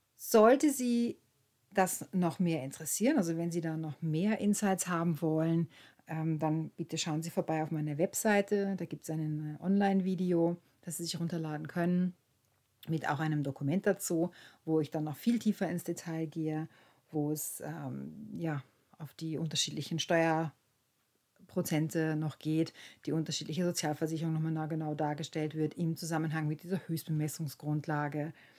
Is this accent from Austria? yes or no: yes; Austria; bei uns in Österreich